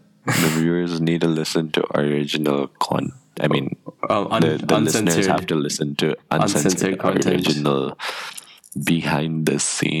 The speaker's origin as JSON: {"language": "English", "country": "Nepal", "tie": "born or raised there", "said": "Technically, I'm Nepali."}